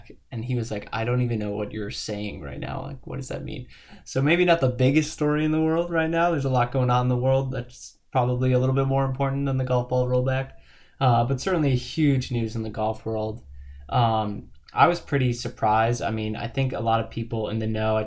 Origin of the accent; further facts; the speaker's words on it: Northeast, United States; I grew up in the Northeast